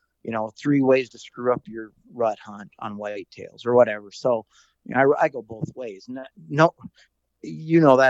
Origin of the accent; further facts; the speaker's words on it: South Dakota, United States; moved away; growing up in South Dakota, I did a lot of bird hunting. And then since I've moved west